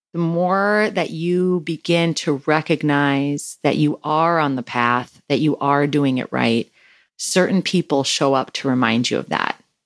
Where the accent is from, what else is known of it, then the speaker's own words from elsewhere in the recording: Wisconsin, United States; now in California, United States; I'm from Wisconsin